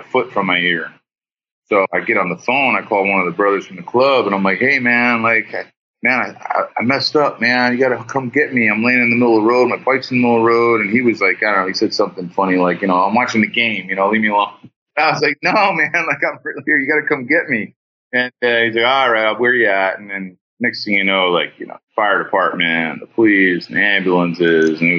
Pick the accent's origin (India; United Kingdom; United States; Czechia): United States; New Jersey; moved away as an adult; now in California, United States; I'm a kid from Jersey